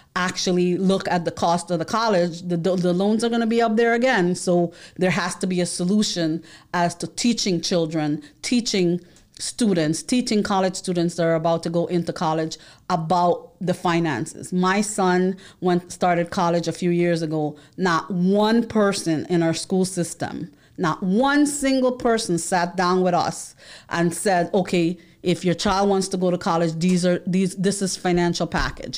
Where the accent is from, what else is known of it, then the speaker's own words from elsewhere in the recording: New York City, New York, United States; moved away as an adult; now in Florida, United States; I am from the Bronx, Boogie Down Bronx